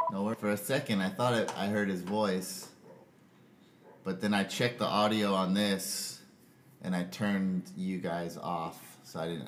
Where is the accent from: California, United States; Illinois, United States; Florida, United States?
California, United States; Southern; moved away; also born or lived in Michigan; I was from Southern California. I surfed every day